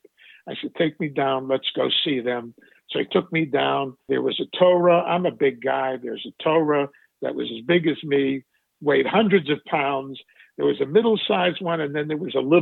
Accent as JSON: {"language": "English", "town": "Pittsburgh", "region": "Pennsylvania", "country": "United States", "tie": "born or raised there", "said": "growing up in Pittsburgh and growing up when I did"}